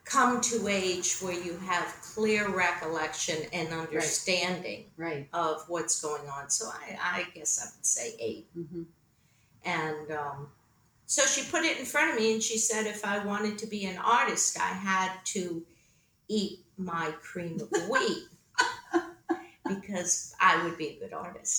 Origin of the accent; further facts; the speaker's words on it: Needham, Massachusetts, United States; I was born outside of Boston in Needham, Massachusetts.